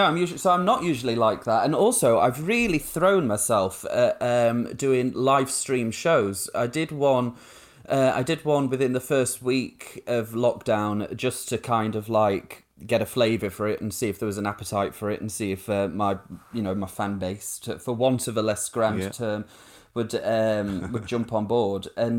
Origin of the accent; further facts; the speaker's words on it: Rotherham, Yorkshire and the Humber, United Kingdom; It's there's a real rise of the far right in Rotherham. So like when I say, oh, I'm from Yorkshire, people think, you know, flat caps and dripping. But no, it was all National Front graffiti and council houses.